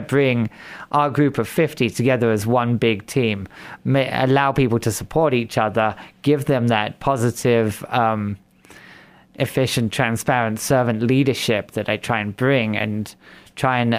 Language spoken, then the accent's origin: English; England, United Kingdom; moved away as an adult; also born or lived in Fargo, North Dakota / Moorhead, Minnesota; now in Sioux Falls, United States; I'm from England originally. That's where the funny accent